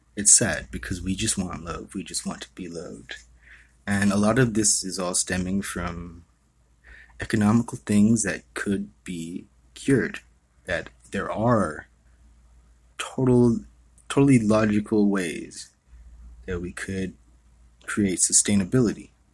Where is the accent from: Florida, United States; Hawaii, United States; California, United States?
Hawaii, United States; I was born and raised in Hawaii.